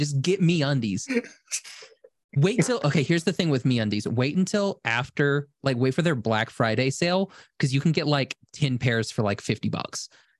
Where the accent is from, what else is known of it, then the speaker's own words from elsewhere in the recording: Buenos Aires, Argentina; And I'm from Buenos Aires, and I say kill them